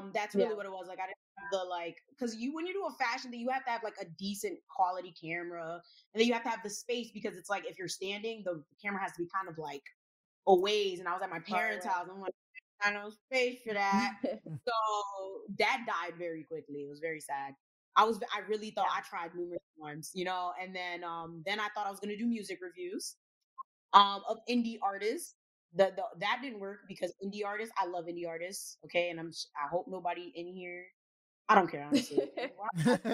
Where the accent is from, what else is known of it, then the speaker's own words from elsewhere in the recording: Elizabeth, New Jersey, United States; also born or lived in Bay Shore, Long Island, New York / Newark, New Jersey; So I was practically raised in Jersey my entire life. Grew up in Elizabeth, New Jersey. Currently live in Newark.